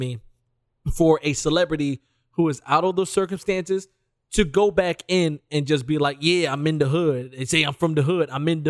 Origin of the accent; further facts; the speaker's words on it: Detroit, Michigan, United States; I'm from Detroit City.